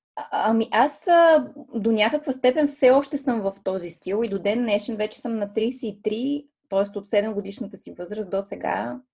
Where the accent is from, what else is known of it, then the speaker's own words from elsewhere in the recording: Plovdiv, Plovdiv Province, Bulgaria; една от големите школи по балет в Пловдив, откъдето съм аз родом